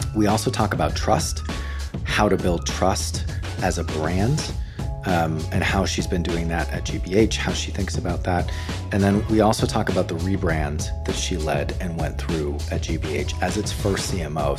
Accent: Boston, Massachusetts, United States; moved away as an adult; as an American who grew up in Boston

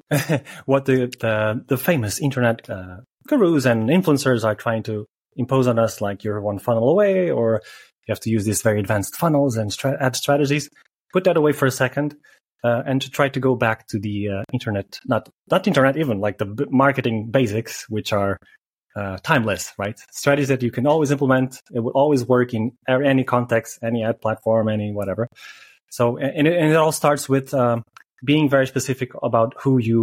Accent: Portugal; moved away as an adult; when I came back to Portugal

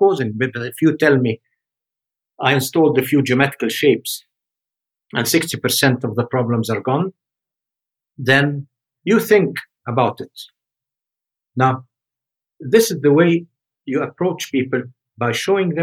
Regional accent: Egypt; moved away; also born or lived in Switzerland; tell me go back home to Egypt

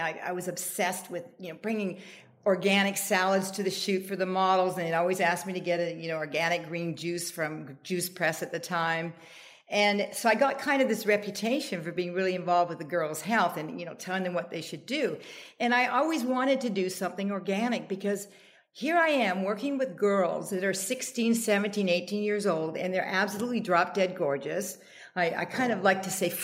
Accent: Canada; now in United States; I'm Canadian

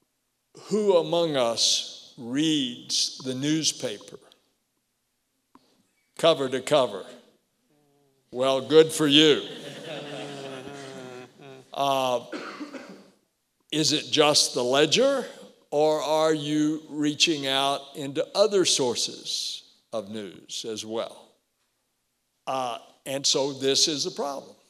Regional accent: Melbourne, Florida, United States; I come home from the Army to practice law in my hometown of Melbourne

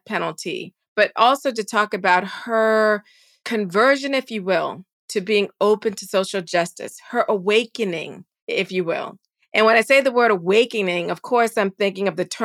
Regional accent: the South, United States; I'm a Southerner

